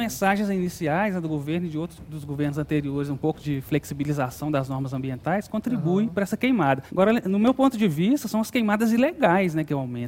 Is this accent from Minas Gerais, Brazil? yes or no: yes; Belo Horizonte, Minas Gerais, Brazil; also born or lived in São João del-Rei; eu sou de São João Del Rei, nasci em São João Del Rei, Minas Gerais, mas sempre morei em Belo Horizonte